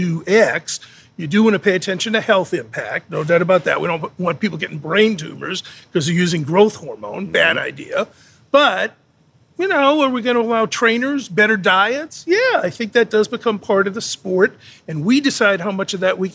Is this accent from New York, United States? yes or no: no; Boston, Massachusetts, United States; I'm from Boston